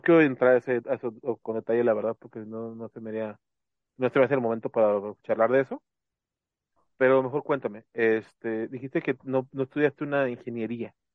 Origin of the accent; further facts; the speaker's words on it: Mexico; como buena mexicana.